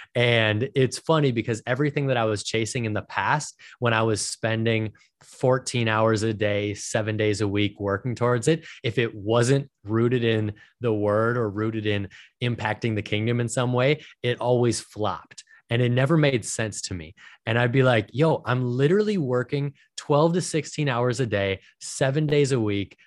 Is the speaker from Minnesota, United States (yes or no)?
yes; Minnesota, United States; I was born and raised in Minnesota.